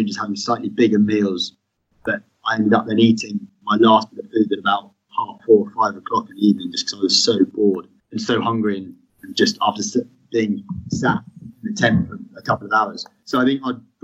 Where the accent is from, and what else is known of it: United Kingdom